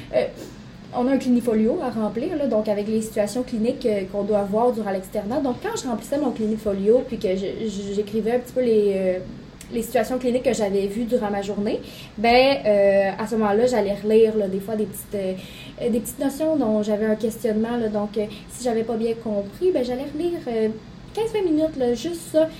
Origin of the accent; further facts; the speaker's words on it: Saguenay, Quebec, Canada; now in Quebec City, Canada; ma famille n'est plus au Saguenay